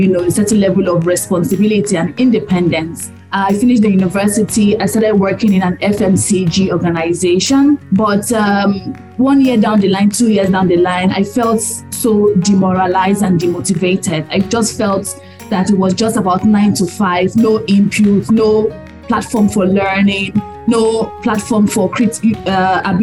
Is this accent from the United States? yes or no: no; Nigeria; I'm proudly Nigerian